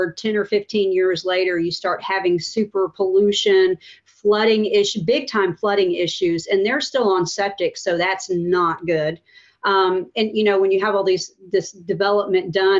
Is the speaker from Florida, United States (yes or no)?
yes; Pensacola, Florida, United States; I grew up in Wedgwood. I went to Wedgwood Middle School, and my dad still lives in the home